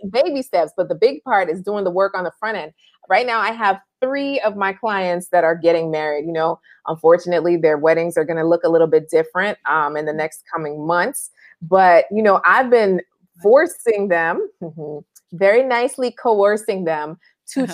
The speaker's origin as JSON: {"language": "English", "region": "New York", "country": "United States", "tie": "born or raised there", "moved": "yes", "said": "growing up in New York, I'd always be on my bike"}